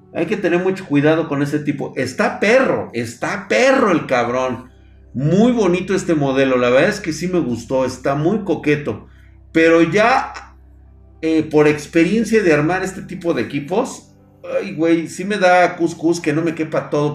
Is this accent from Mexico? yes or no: yes; Mexico